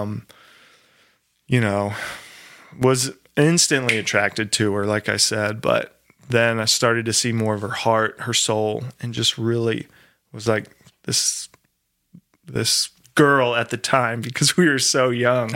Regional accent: Maryland, United States; moved away; I grew up in Maryland

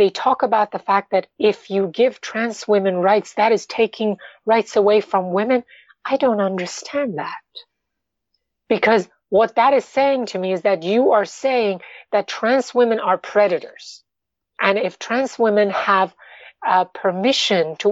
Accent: New York, United States; also born or lived in Iran; I am an Iranian American, but you know, I'm basically a New Yorker.

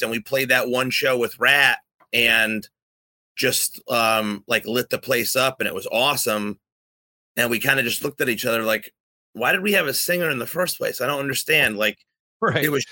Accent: East Coast, United States; growing up in the East Coast

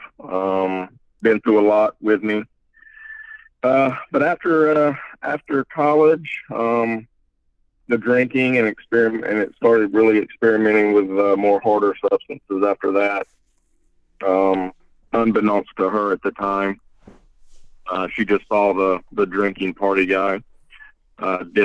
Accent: mountains of North Carolina, United States; moved away as an adult; also born or lived in Chattanooga, Tennessee; now in Raleigh, United States; I am originally from the mountains of North Carolina

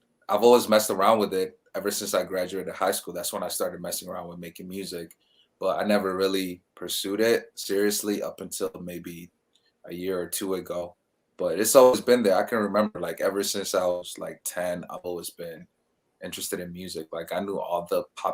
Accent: Michigan, United States; also born or lived in Kenya; We're both from Michigan

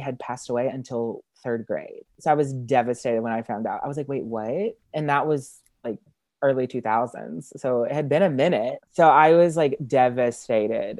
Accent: Arkansas, United States; I'm from Arkansas, yeah. Just a little small town in Arkansas.

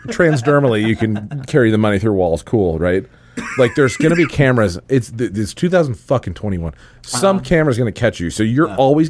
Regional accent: New Jersey, United States; I'm from New Jersey

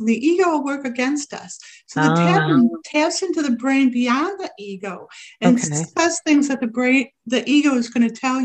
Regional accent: Rochester, New York, United States; my hometown, which I didn't find out till recently, Rochester, New York

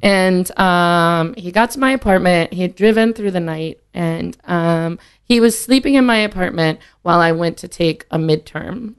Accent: Green Bay, Wisconsin, United States; moved away as an adult; also born or lived in Mexico, Missouri; I was born in Missouri, but then we moved back to Wisconsin when I was in uh, kindergarten

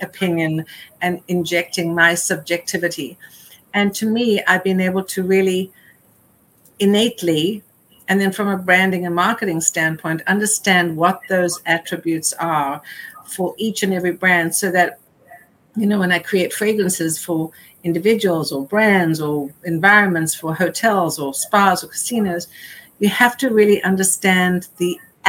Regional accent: South Africa; moved away; growing up in South Africa

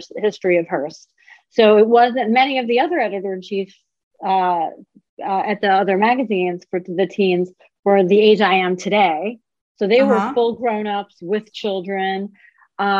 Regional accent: Tehran, Tehran Province, Iran; now in United States; I was born in Tehran

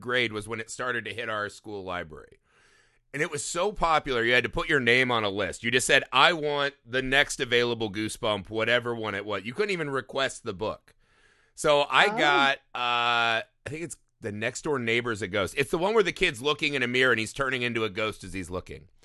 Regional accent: Indiana, United States; growing up in Indiana, we were always surrounded by cornfields everywhere

